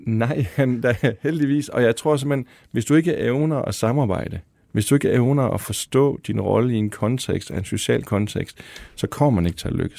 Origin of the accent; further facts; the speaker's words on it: Denmark; moved away; i en lille by ude i Vestjylland eller Nordjylland, hvor jeg kommer fra